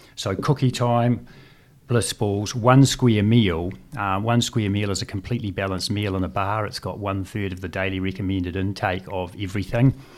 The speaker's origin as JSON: {"language": "English", "town": "Christchurch", "region": "Canterbury", "country": "New Zealand", "tie": "born or raised there", "also_born_or_lived": "Dunedin", "said": "I was born in Dunedin and, and moved to Christchurch at the age of two and went through the state school system here in Christchurch"}